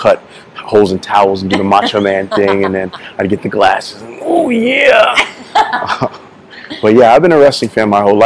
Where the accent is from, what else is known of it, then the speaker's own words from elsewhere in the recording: New York City, New York, United States; also born or lived in Florida; now in Las Vegas, United States; Born and raised in Queens, and then I moved to Florida